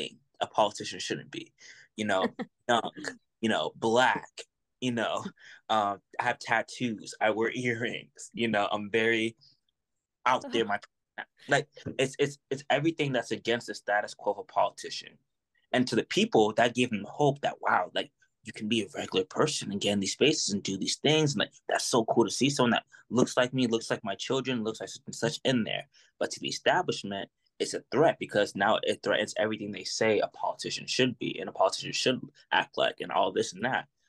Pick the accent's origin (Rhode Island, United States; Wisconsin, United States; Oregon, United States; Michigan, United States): Rhode Island, United States; Providence; now in Lynnwood, United States; I'm originally from Providence, Rhode Island. I was born in Providence, Rhode Island